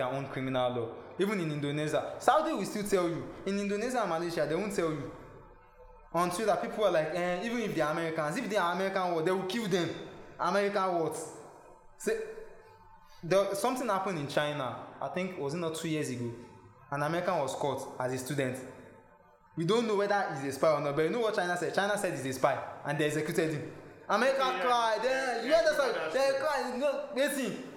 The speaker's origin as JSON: {"language": "English", "country": "Nigeria", "said": "we are now Nigerian."}